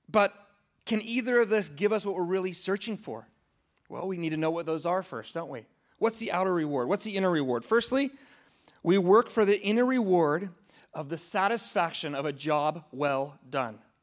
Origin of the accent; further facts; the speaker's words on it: United States; as an American